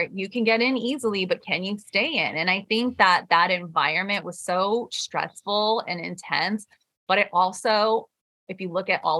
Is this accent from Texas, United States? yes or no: no; Michigan, United States; born there; my parents immigrated to the US in the 80s and they moved to Michigan. So I was born in Michigan.